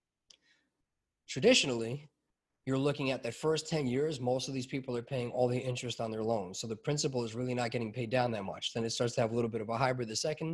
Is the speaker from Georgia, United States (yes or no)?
no; New York, United States; growing up in New York